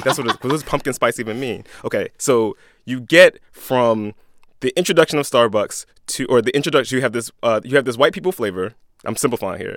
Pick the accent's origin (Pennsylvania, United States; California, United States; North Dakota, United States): Pennsylvania, United States; Philadelphia; I'm a Philadelphian, I'm a Catholic, I'm a black dude